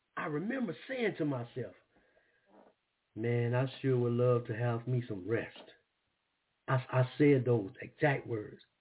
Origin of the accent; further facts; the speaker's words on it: Brookhaven, Mississippi, United States; moved away; also born or lived in Springfield, Massachusetts; where I grew up at in Brookhaven, Mississippi.